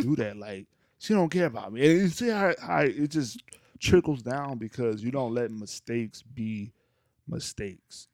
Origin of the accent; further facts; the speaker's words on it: North Louisiana, United States; I'm from Louisiana